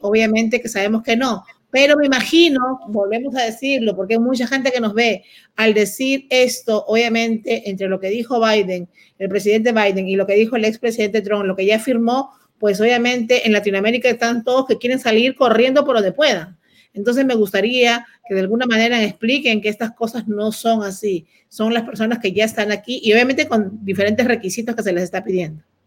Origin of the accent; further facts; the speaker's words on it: Peru; now in United States; yo peruana